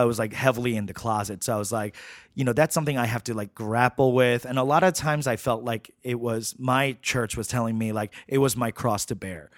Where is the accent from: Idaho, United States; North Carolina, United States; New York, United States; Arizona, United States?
New York, United States; New York City; I grew up in Flushing, Queens